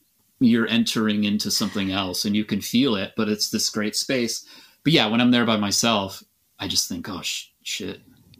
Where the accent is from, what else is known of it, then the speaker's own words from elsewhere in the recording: Aberdeen, Washington, United States; Yes, yeah, definitely. Right. I'm absolutely from Aberdeen.